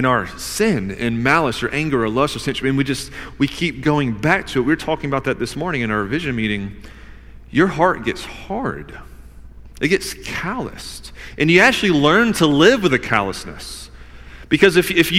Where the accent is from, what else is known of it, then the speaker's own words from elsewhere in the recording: the South, United States; I grew up in the South